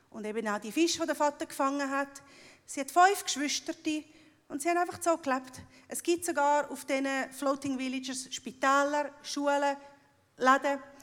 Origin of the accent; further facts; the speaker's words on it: Cambodia; born there; 1973 bin ich in Kambodscha geboren worden und bin dann von genialen Schweizer Eltern adoptiert worden.